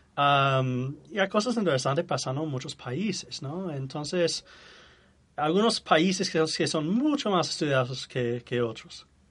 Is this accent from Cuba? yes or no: no; United States; Spanish is a second language